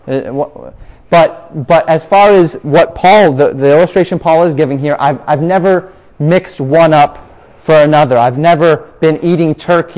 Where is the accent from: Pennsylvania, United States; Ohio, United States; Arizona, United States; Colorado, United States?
Colorado, United States; moved away as an adult; also born or lived in Florida; growing up in Colorado, grew up with that fondness in my heart for the Rocky Mountains